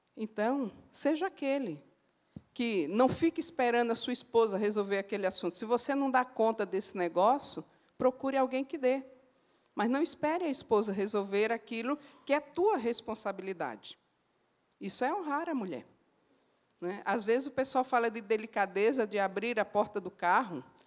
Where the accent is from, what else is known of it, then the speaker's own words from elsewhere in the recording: Northeast Region, Brazil; como uma boa nordestina, eu falo assim